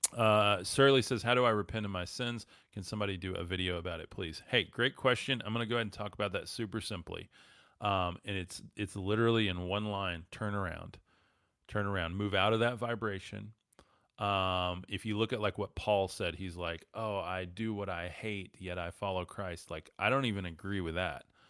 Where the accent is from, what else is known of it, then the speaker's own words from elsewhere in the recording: West Texas, United States; I'm from West Texas